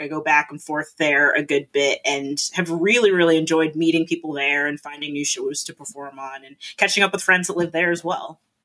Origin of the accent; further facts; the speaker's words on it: South Florida, United States; moved away as an adult; also born or lived in Canada / Rhode Island; now in Boston, United States; I grew up in Florida